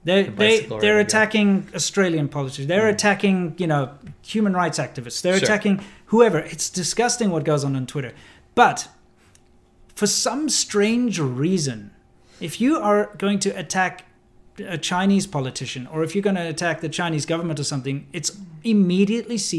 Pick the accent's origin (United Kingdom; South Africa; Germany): South Africa; now in Long Beach, United States; I'm South African. I came from the racist capital of the world